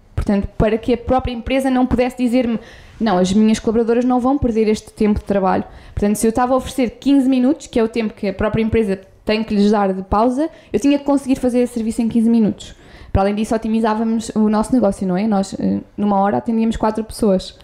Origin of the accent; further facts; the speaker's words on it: Coimbra, Centro, Portugal; eu sou de Coimbra, nasci lá